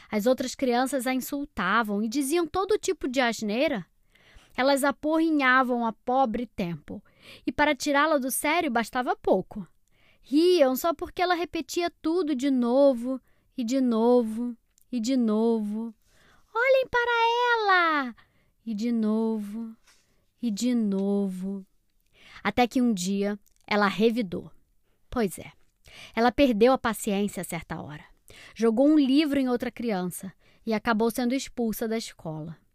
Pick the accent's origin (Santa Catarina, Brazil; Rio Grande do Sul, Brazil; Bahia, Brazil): Bahia, Brazil; Salvador; tenho seis anos, sou de Salvador, Bahia.